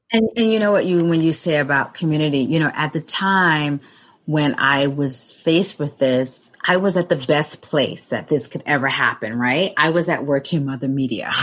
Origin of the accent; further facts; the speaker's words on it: New York City, New York, United States; I grew up in Brooklyn